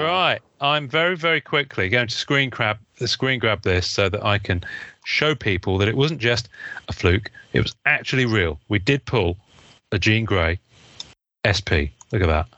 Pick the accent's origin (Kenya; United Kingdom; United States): United Kingdom; England; I'm English